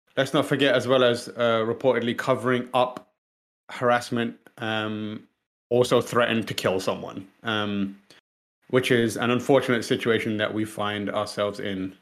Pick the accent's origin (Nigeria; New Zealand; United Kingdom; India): United Kingdom; as, as British people